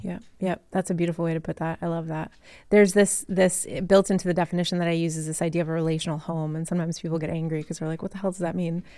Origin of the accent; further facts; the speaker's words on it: Massachusetts, United States; I grew up in Massachusetts